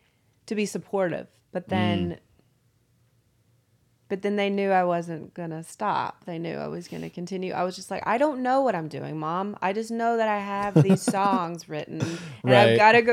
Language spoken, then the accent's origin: English; Chickamauga, Georgia, United States; I grew up in a small town called Chickamauga, Georgia, which is about 20 minutes south of Chattanooga, right on the border.